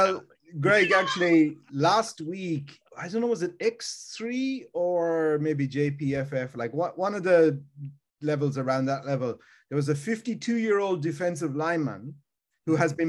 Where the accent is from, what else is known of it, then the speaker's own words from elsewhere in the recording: Ireland; moved away; I grew up in Ireland